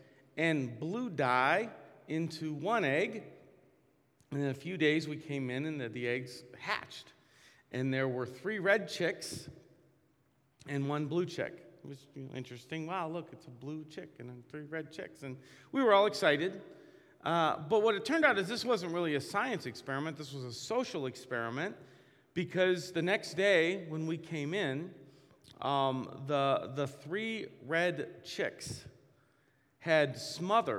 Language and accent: English; Massillon, Ohio, United States; I grew up in Maslin, Ohio, and racial tension was huge in my school